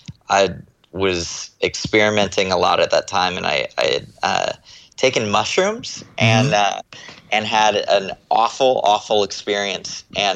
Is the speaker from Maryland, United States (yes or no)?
no; Texas, United States; born there; moved away; also born or lived in Florida / California; I was born in Texas. And my family moved around a lot. We moved to Florida for a while and then moved to moved to California